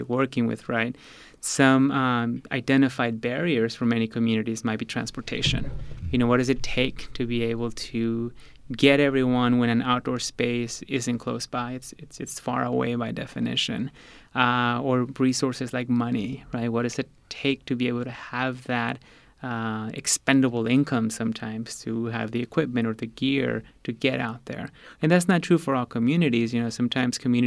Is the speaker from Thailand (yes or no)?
no; Mexico; now in United States; I was born in Mexico, so I grew up with outdoor experiences very connected to community and family. I came to the U.S.